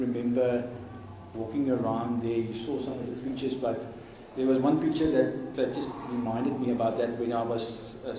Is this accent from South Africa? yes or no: yes; Gauteng, South Africa; I'm from Gauteng